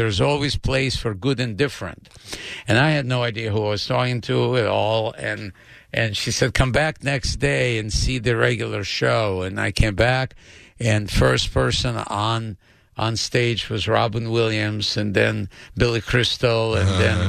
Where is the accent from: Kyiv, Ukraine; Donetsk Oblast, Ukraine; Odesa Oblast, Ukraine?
Odesa Oblast, Ukraine; Odesa; English is a second language; moved away as an adult; also born or lived in Los Angeles; now in United States; I grew up in Odessa, which is part of Ukraine, and they considered it the capital of humor in the Soviet Union.